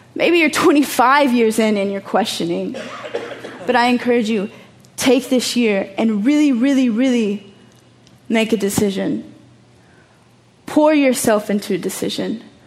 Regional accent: Texas, United States; moved away as an adult; also born or lived in Chicago; now in Amsterdam, Netherlands; I'm from Texas, I'm from the hood, like I grew up human trafficked, but now I live in Amsterdam.

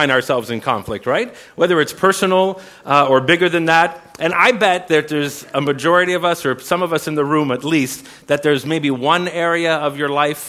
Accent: Canada; We're Canadian

